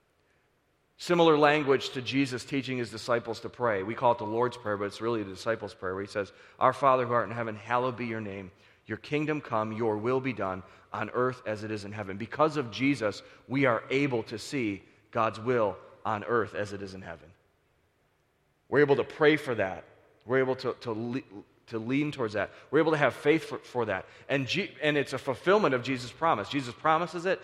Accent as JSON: {"language": "English", "town": "Buffalo", "region": "New York", "country": "United States", "said": "we're from Buffalo"}